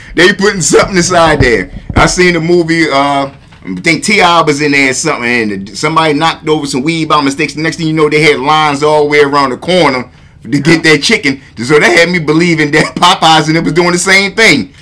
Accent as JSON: {"language": "English", "town": "Baltimore", "region": "Maryland", "country": "United States", "tie": "born or raised there", "said": "shout out to my South Baltimore because I grew up in South Baltimore. I, was raised in South Baltimore for the most part"}